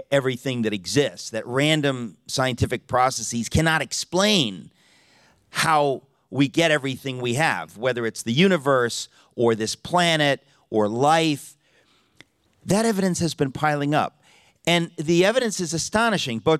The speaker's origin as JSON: {"language": "English", "region": "New York", "country": "United States", "said": "I'm from New York, uh, and we're two hours later, so it's really new, almost noon in New York City."}